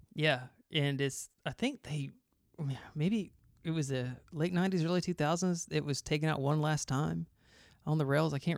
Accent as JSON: {"language": "English", "town": "Griffin", "region": "Georgia", "country": "United States", "tie": "born or raised there", "said": "I grew up in Griffin, Georgia, south of Atlanta"}